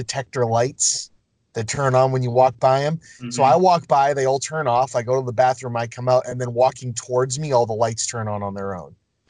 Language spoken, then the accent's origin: English; Lynn, Massachusetts, United States; I grew up in Lynn. Danvers is a couple towns over.